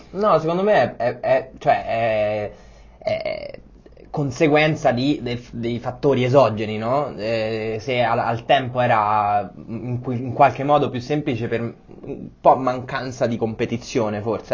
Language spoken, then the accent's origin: Italian; Rome, Lazio, Italy; moved away as an adult; also born or lived in Copenhagen / Paris / Madrid / Berlin; now in Milan, Italy; sono romano come te